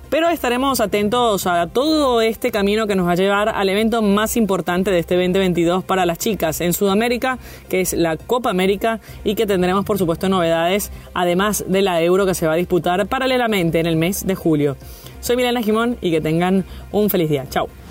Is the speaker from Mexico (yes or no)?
no; Venezuela; para mí, como venezolana